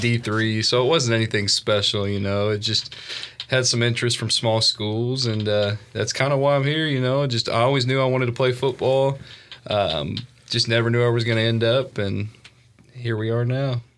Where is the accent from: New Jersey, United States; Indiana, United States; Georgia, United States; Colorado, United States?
Indiana, United States; Evansville; moved away; I'm from uh, Evansville, Indiana.